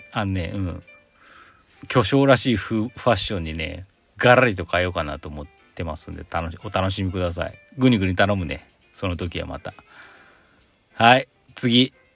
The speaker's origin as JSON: {"language": "Japanese", "region": "Aichi", "country": "Japan", "tie": "born or raised there", "said": "私も愛知県出身なんでね"}